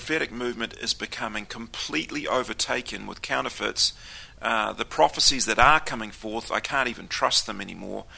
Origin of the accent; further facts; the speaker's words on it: Auckland, New Zealand; I was brought up in the Pentecostal movement. We went to Assembly of God every week, the biggest Assembly of God in Auckland City.